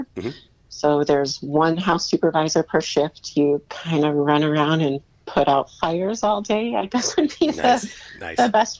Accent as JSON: {"language": "English", "town": "Carpentersville", "region": "Illinois", "country": "United States", "also_born_or_lived": "California", "moved": "yes", "lives_now": "Arizona, United States", "said": "I'm from Carpentersville, Illinois"}